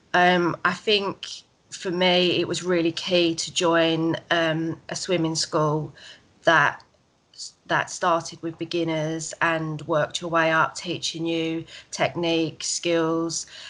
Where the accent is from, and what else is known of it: Essex, East of England, United Kingdom